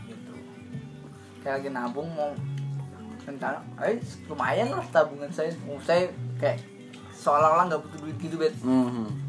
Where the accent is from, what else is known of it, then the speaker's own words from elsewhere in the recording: Temanggung, Central Java, Indonesia; saya dari Temanggung